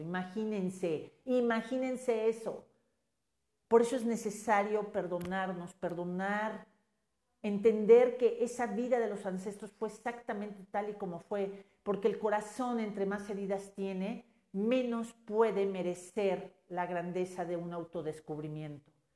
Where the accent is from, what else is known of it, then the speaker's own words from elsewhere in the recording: Mexico; como mexicas, como mexicanos